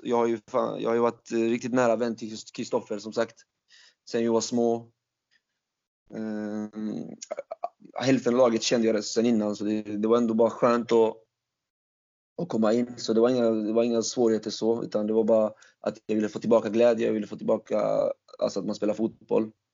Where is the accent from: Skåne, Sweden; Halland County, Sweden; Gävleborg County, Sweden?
Halland County, Sweden; Falkenberg; also born or lived in Turkey; jag är ju från Falkenberg från början